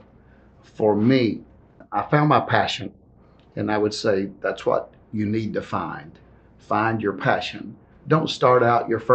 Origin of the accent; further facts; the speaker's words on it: Athens, Tennessee, United States; moved away as an adult; also born or lived in Nashville, Tennessee; Athens, Tennessee, the small town. I had all the comforts there.